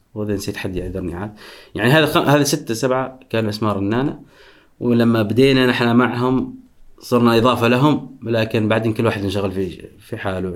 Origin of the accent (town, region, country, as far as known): Oman